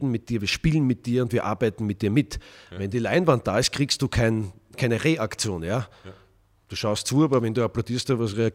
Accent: Vienna, Austria; Das war in Wien, meiner Heimatstadt.

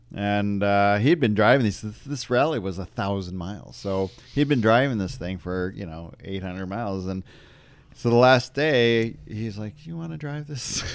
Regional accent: Detroit, Michigan, United States; I grew up in the Detroit area

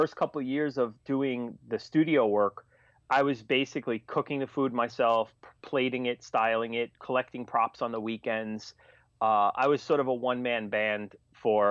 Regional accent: New York City, New York, United States; one of them was in Staten Island, which was my hometown

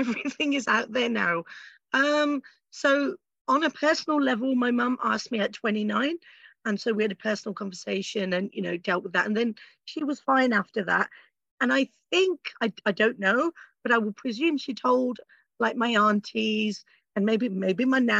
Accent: Pakistan; And also another thing for me, you know, is I'm also Pakistani, also Muslim.

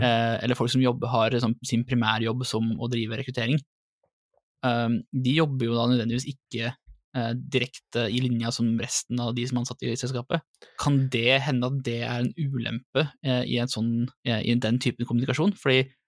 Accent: Drammen, Buskerud, Norway; accent: Drammen dialect; also born or lived in Lier; Min utprega drammensdialekt

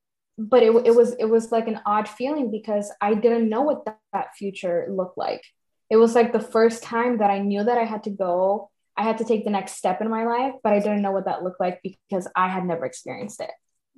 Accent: Mexico; All you had to say was, I'm from Mexico. And people would be like, oh yeah, okay, I get it. You're not from here.

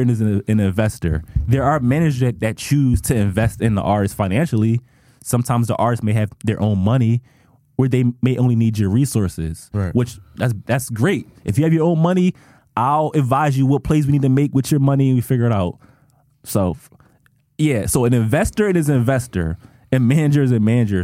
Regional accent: Philadelphia, Pennsylvania, United States; I'm a DJ from Philly

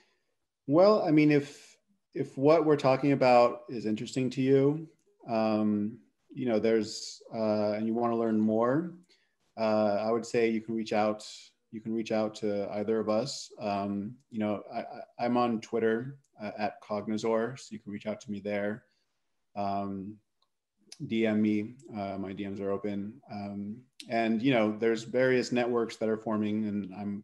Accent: New Mexico, United States; I'm from New Mexico.

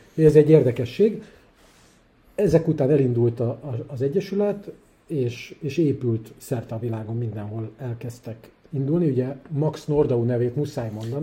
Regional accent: Budapest, Hungary; also born or lived in Szolnok / Kaposvár / Israel; Hát én pesti gyerek vagyok, én, én, én itt nevelkedtem Budapesten

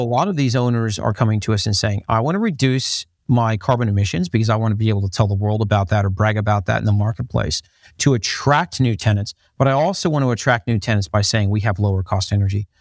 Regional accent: Dublin, Ohio, United States; accent: American with slight Australian twang; moved away; I grew up in the United States, grew up in, in a little town called Dublin, Ohio, in, uh, in the United States.

